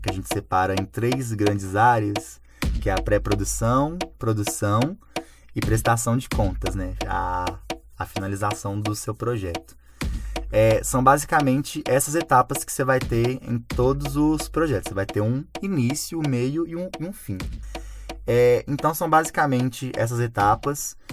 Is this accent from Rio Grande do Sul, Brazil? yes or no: no; Belo Horizonte, Minas Gerais, Brazil; sou cria do Serrão, nascido e criado mesmo porque eu nasci no Hospital Evangélico que fica na rua da minha casa e nunca mais arredei o pé daqui